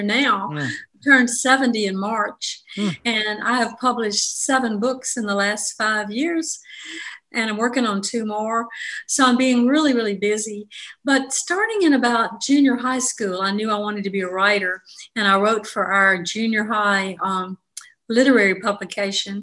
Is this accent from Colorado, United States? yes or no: no; Jackson, Mississippi, United States; I'm from Jackson, Mississippi, and I grew up in the 50s and the apocalyptic 60s in Mississippi